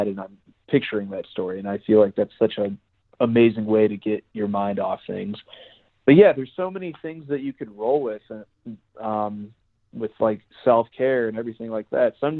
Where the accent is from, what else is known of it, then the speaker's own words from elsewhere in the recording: Chicago, Illinois, United States; now in Denver, United States; I'm originally from Chicago, and I actually used to live in the city